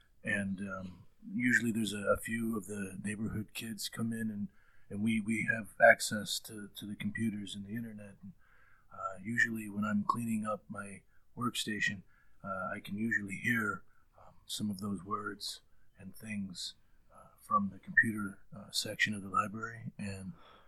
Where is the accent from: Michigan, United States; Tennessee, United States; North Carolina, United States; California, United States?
Michigan, United States; Kalamazoo; I'm good. I'm from Kalamazoo.